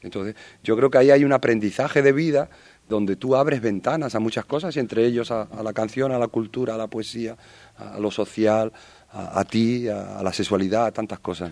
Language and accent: Spanish; Madrid, Community of Madrid, Spain; Yo soy de Vallecas, soy del barrio donde eh, de alguna manera los trenes de la muerte entraban